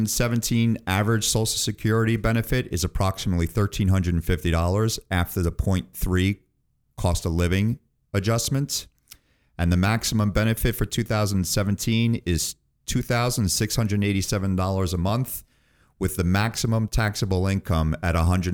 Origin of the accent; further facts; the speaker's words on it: New York City, New York, United States; moved away as an adult; now in Pennsylvania, United States; I'm originally from the New York City area, now living in Pennsylvania for the last 18 years.